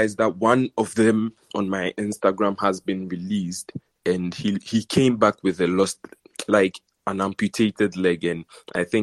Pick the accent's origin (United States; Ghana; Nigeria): Ghana; I'm actually from Ghana